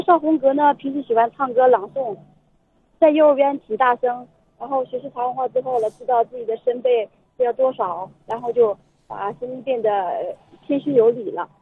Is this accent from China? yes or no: yes; China; 我们作为一个中国人，呃，土生土长的